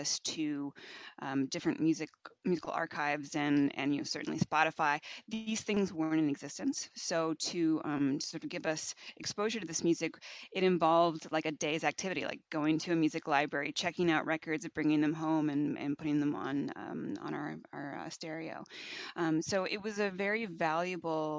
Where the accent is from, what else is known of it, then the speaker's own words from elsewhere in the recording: Bloomington, Indiana, United States; I grew up in Bloomington, which is where Indiana University is located